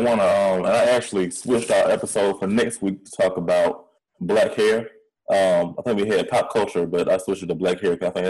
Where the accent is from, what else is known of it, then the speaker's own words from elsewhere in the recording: Atlanta, Georgia, United States; accent: country; also born or lived in Louisiana; I lived in Louisiana for a good chunk of time, especially when I was younger, even though I am from Atlanta.